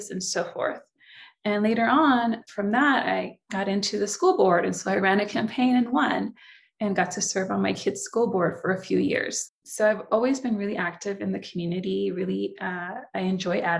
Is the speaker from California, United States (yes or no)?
yes; San Francisco, California, United States; first language Spanish; English is a second language; also born or lived in Nicaragua; now in Southern California, United States; Came to the States when I was 4, grew up in the Bay Area. So San Francisco, California, Bay Area, and currently reside in Southern California now